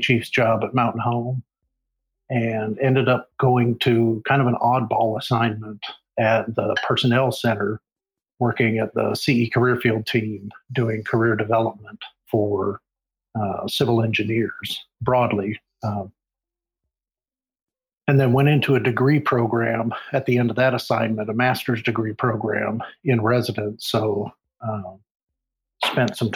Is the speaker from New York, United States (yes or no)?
no; Alaska, United States; moved away as an adult; also born or lived in Oregon / Seymour Johnson AFB, North Carolina / Misawa, Japan / Lakenheath, England; I was born in Oregon, raised in Alaska